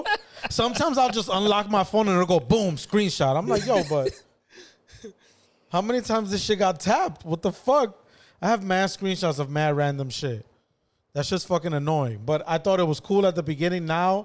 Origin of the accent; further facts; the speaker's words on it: New York, United States; but I'm from New York